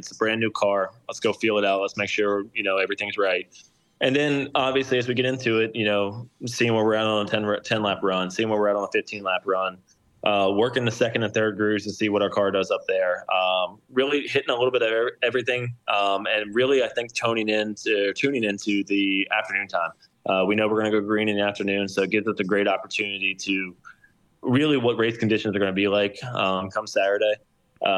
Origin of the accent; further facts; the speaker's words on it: West Virginia, United States; I'm from West Virginia. I love where I'm from.